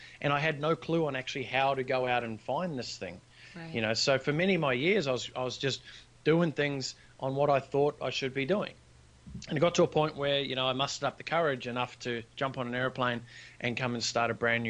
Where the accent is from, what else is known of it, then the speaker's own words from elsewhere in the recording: New Zealand; moved away as an adult; now in Gold Coast, Australia; I grew up in New Zealand, but I'm currently residing in the sunny Gold Coast of Australia.